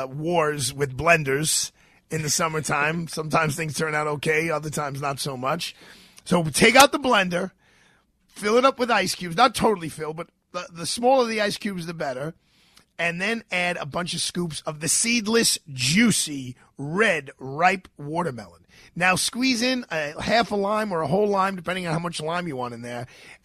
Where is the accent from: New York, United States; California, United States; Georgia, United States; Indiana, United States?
New York, United States; New York City; I grew up with fireworks in Brooklyn